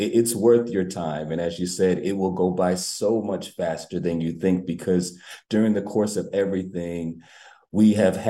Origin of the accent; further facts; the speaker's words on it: New Haven, Connecticut, United States; I am a homegrown New Havenite. I grew up in the New Hopeville area